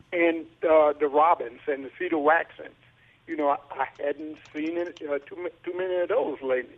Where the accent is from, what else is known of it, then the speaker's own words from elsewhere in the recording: Natchez, Mississippi, United States; I'm from the Kingston area in Natchez. And when I was small, back in the 60s